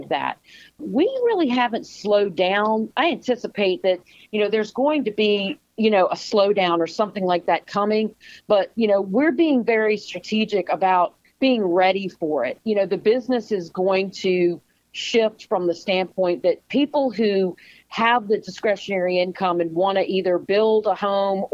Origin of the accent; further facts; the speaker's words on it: United States; I've been born and bred in Chesterfield County, and having lived here all my life